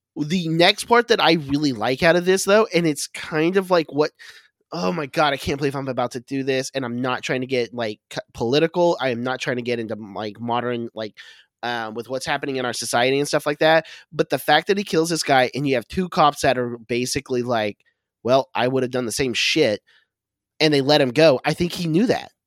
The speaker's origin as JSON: {"language": "English", "region": "Oklahoma", "country": "United States", "moved": "yes", "said": "I'm originally from Oklahoma"}